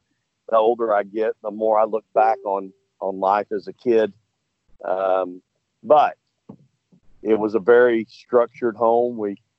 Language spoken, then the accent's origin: English; LaGrange, Texas, United States; I'm back now 65 miles from where I grew up on weekends in LaGrange, Texas, at my grandmother's house, where both my mother and father are buried.